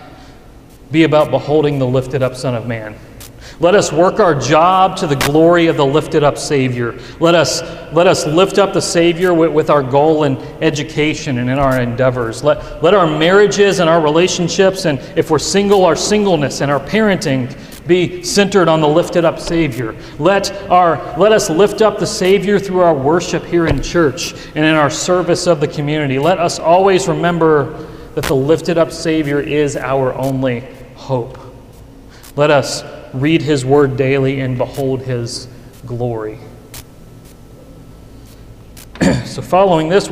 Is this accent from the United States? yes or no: yes; Western Kentucky, United States; now in Louisville, United States; My hometown in Western Kentucky